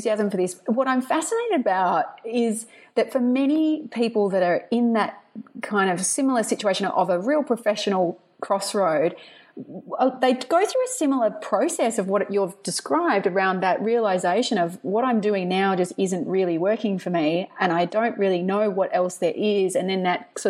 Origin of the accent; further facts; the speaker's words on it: Perth, Western Australia, Australia; I'm from Perth too.